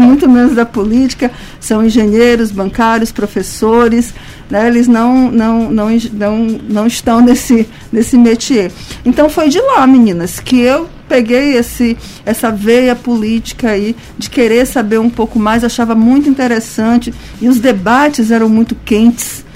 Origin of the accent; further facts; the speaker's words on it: São Luís, Maranhão, Brazil; sou daqui de São Luís